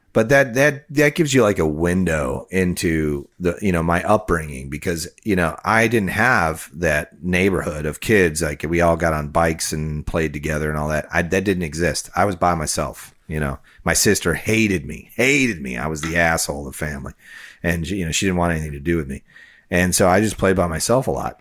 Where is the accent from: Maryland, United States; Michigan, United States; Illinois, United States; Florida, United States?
Illinois, United States; Chicago; my area where I grew up in Chicagoland area